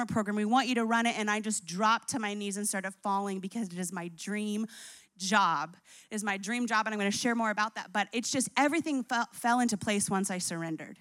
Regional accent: New Jersey, United States; moved away; also born or lived in Colorado; I grew up in Jersey.

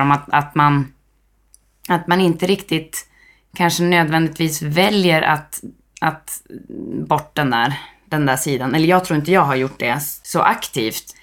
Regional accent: Härnösand, Västernorrland County, Sweden; also born or lived in Zambia / Angola / Mozambique; Jag är från Härnösand, där vi sitter idag. Men jag har ju också vuxit upp eh, i en massa olika länder med bas i Härnösand.

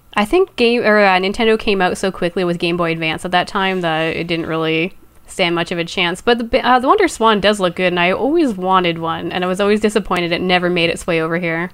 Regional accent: Canada; I'm Canadian

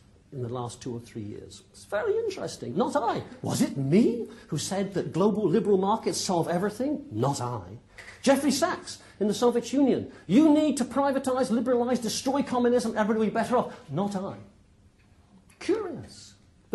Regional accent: Plymouth, South West England, United Kingdom; accent: West Country; now in Cambridge, United Kingdom; I was brought up in Plymouth

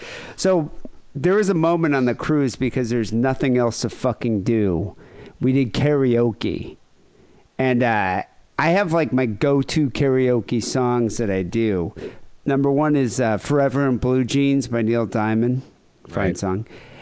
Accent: Northern Ireland, United Kingdom; I'm from Northern Ireland, so we were too busy hating each other sectarianly.

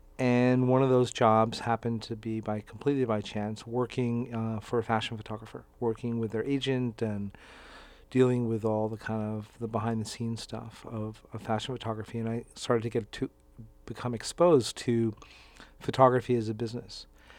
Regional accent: New York, United States; I'm from New York. American from New York.

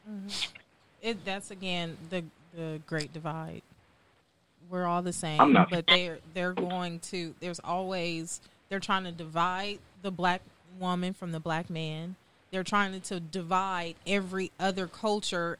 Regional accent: Compton, California, United States; now in Houston, United States; I'm from Compton, California, but I currently reside in Houston, Texas

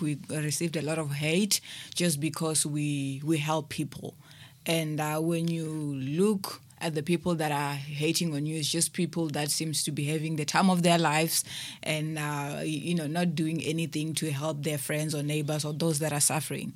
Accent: Limpopo, South Africa; moved away as an adult; now in Cape Town, South Africa; I was born in Limpopo, and, um, I've moved here to Cape Town, uh, three years ago

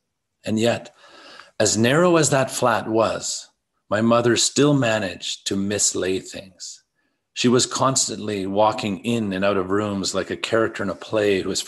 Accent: Belfast, Northern Ireland, United Kingdom; I grew up in Protestant Belfast. I grew up on Shankill Road, which means nothing to you, or everything, depending on your degree of familiarity with the niceties of Northern Ireland.

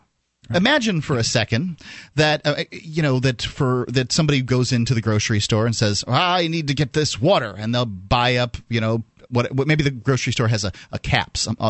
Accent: Florida, United States; I'm from Florida, and hurricanes roll through 3 or 4 a year.

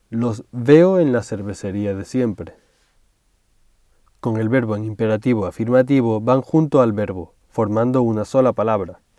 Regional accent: Tenerife, Canary Islands, Spain; now in Madrid, Spain; Yo soy de Tenerife, pero vivo y trabajo en Madrid. Siempre que voy a Tenerife a visitar a mi familia en vacaciones, me pongo muy contento.

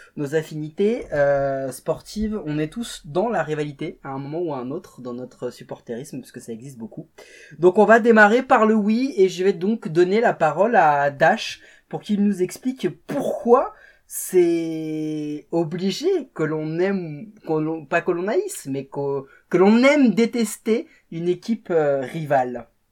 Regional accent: Portugal; en tant que Portugais

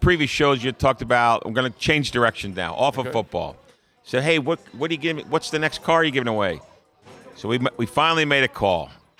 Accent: New Jersey, United States; born or raised there

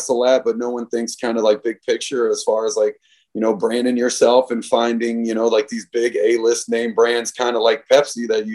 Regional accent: Alexandria, Virginia, United States; I'm from Alexandria, Virginia, and that was our team growing up

